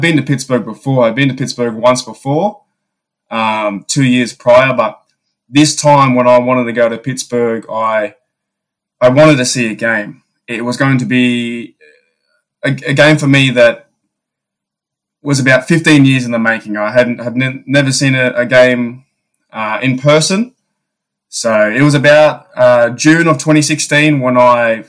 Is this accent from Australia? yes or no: yes; Australia; I'm from Australia.